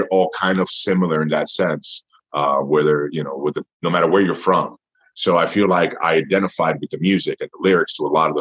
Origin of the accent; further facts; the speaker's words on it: New York City, New York, United States; I'm from the Bronx, New York